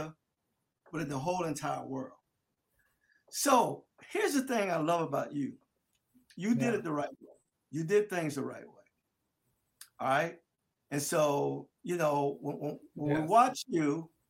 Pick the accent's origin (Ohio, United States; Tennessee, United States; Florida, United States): Florida, United States; Delray Beach; I'm from South Florida. I'm from a little place called Delray Beach down in Palm Beach County